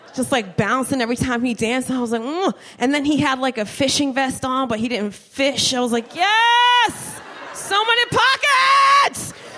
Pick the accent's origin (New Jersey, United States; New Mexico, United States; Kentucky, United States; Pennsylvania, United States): New Jersey, United States; Trenton; moved away as an adult; also born or lived in Miami; I'm from Trenton